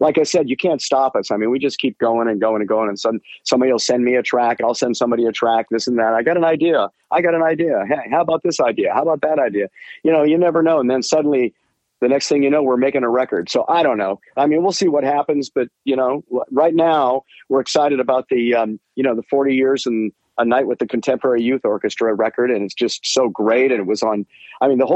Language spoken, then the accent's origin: English; Bay Area, California, United States; we're from the Bay Area